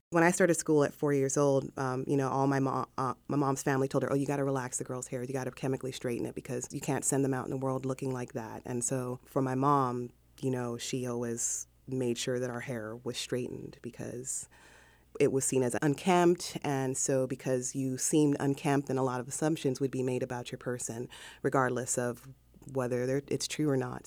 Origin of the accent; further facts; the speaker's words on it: Hawthorne, California, United States; also born or lived in Los Angeles; I grew up in South Central LA and um, a city called Hawthorne, which is adjacent to Inglewood